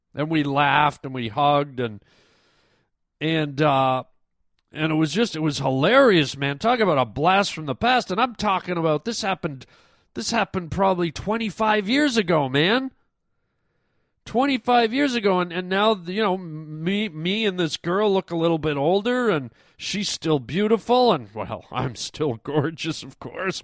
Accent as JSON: {"language": "English", "town": "Toronto", "region": "Ontario", "country": "Canada", "moved": "yes", "said": "I'm from Toronto originally"}